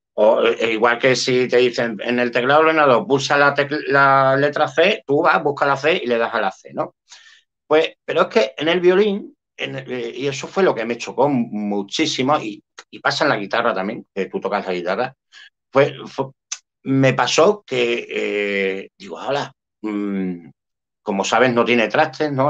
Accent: Spain

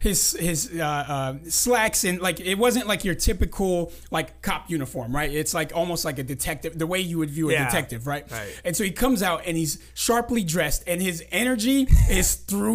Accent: San Diego, California, United States; accent: Californian; In San Diego in 81. That's why like I talk very Californian, as people would say.

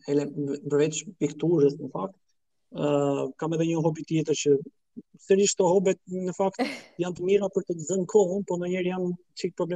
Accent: Pogradec, Korçë County, Albania; born or raised there

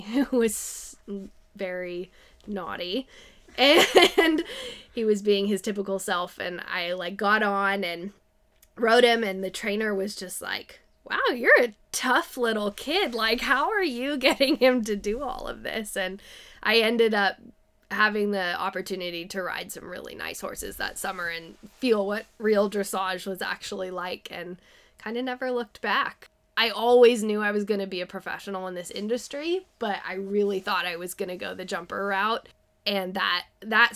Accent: San Diego, California, United States; born or raised there; now in Petaluma, United States

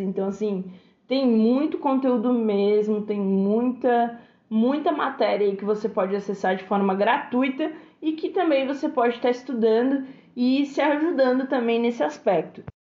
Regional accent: Brazil; Somos brasileiros, falamos português fluentemente

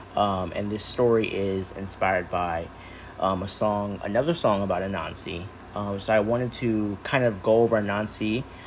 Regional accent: United States; I am an American person with Caribbean parents

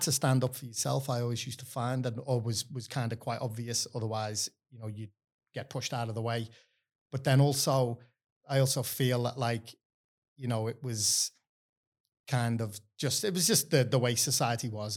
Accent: Liverpool, North West England, United Kingdom; moved away as an adult; now in Australia; grew up in Liverpool in a time when you, you know, like, there was no, there wasn't much work going on

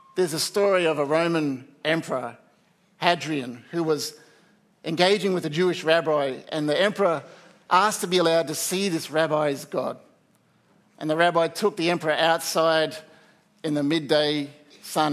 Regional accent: Australia; as Australian society

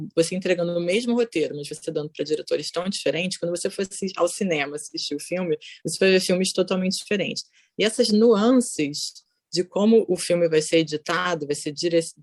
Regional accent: Rio de Janeiro, Brazil; moved away as an adult; also born or lived in São Paulo, Brazil / Bogotá, Colombia; now in Netherlands; Sou carioca, mas morei em São Paulo.

